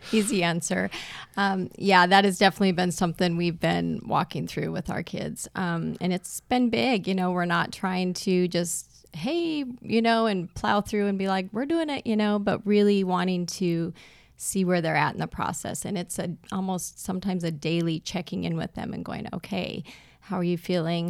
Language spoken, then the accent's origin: English; South Dakota, United States; now in East Texas, United States; I'm originally from up north, uh, South Dakota originally